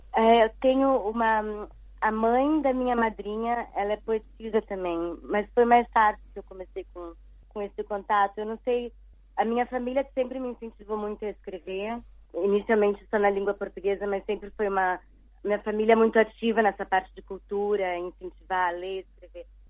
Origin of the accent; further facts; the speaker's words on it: Curitiba, Paraná, Brazil; also born or lived in Rio de Janeiro / São Paulo / United States; now in Xiamen, China; eu sou de Curitiba, mas uh, já há muito tempo que eu não moro lá